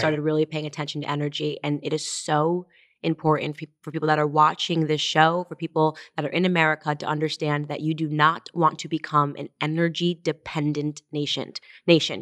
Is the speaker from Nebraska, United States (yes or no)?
no; Stamford, Connecticut, United States; I was raised in Stamford, Connecticut.